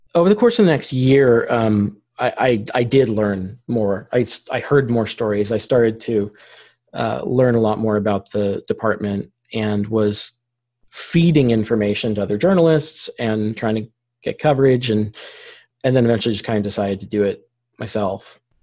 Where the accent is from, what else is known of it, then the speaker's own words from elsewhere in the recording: Vallejo, California, United States; I grew up here in Vallejo